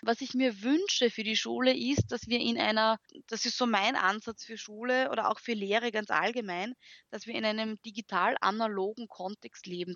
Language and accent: German; Graz, Styria, Austria; first language German; man hört es auch, ich komme aus Österreich, äh, bin Grazerin